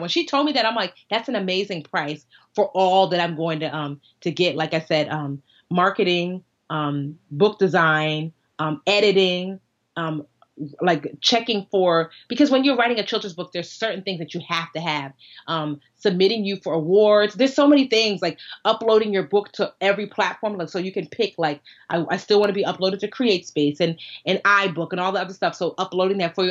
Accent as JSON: {"language": "English", "country": "United States", "said": "we're American"}